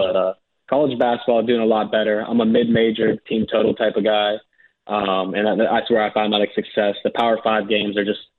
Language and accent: English; Pittsburgh, Pennsylvania, United States; I grew up in Pittsburgh